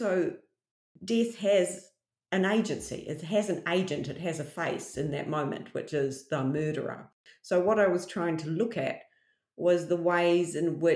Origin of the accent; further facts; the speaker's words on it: Australia; coming from Australia and like nobody can understand my accent